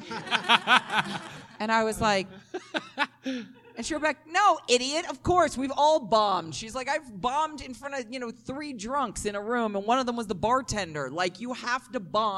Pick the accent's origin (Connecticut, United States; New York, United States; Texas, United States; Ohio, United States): New York, United States; New York City; I'm from Brooklyn, though. We don't say y'all. We say use guys